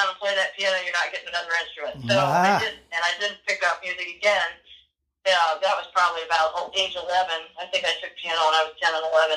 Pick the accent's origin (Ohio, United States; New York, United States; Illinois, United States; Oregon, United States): Ohio, United States; moved away; I grew up in Ohio, and we went to see the Cleveland Symphony